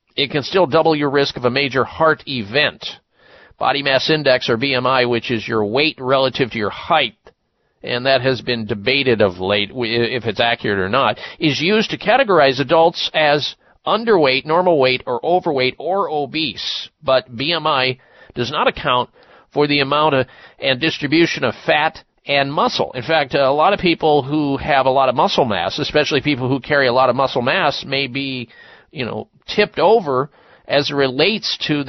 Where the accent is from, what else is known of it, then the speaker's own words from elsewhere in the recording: Midwest, United States; I grew up in the Midwest